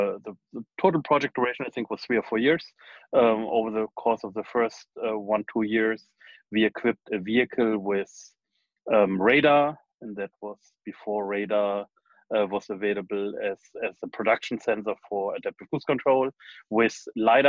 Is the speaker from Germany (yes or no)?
yes; Germany; moved away as an adult; also born or lived in United States / Darmstadt / New York / Braunschweig; now in Silicon Valley, United States; I was born in Germany, then went to high school in Germany and in the US